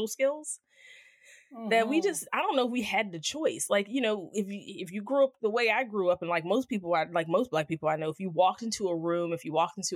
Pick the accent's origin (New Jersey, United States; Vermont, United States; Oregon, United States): New Jersey, United States; I grew up in South Jersey